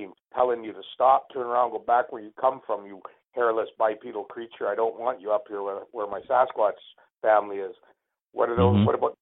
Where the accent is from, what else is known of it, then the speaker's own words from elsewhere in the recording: Canada; as an Indian, an Indigenous person of Canada